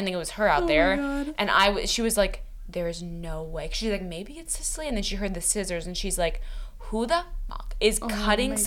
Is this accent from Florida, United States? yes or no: no; San Francisco, California, United States; I'm from San Francisco